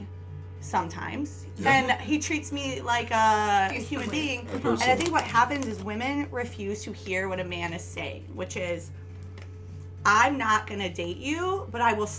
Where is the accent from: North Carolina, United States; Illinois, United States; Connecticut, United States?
Illinois, United States; South suburbs of Chicago; now in Chicago, United States; South suburbs of Chicago